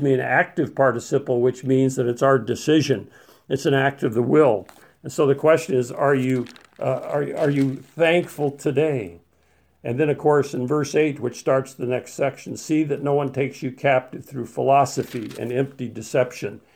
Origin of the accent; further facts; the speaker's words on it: Colorado, United States; When I was a, a young man in Colorado, growing up in Colorado